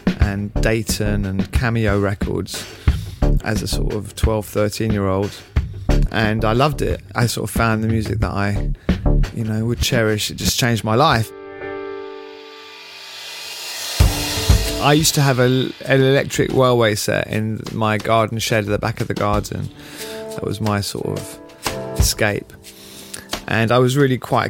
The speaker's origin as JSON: {"language": "English", "region": "London", "country": "United Kingdom", "tie": "born or raised there", "said": "I grew up in London as a sort of French boy whose parents happened to be living here. My dad's Swiss, my mum's French, and they sent me to the French Lycée"}